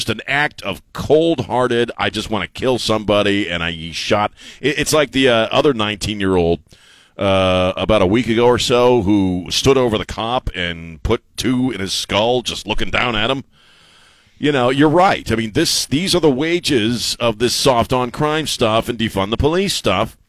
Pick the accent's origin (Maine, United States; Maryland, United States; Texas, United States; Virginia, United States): Maryland, United States; Baltimore; moved away; I have friends I grew up with in Baltimore